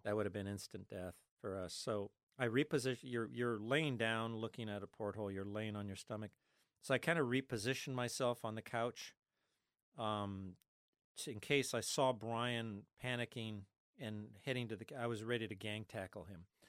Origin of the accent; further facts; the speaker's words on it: Los Angeles, California, United States; I was born in East L A in the middle of the Mexican barrio. I'm Mexican, Spanish, Cuban, with a little bit of Austrian. And so growing up in the Mexican barrio of East L